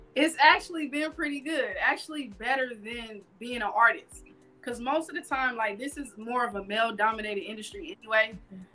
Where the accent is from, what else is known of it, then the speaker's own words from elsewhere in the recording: Carson, California, United States; also born or lived in Hollywood, California; I'm originally from Carson, California. I've been living here in Hollywood.